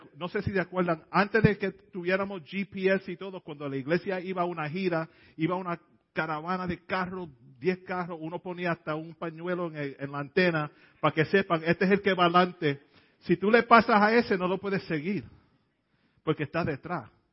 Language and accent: Spanish; New York City, New York, United States; Yo me crié en el Bronx, en el South Bronx. Nací en la, en la área de Hunts Point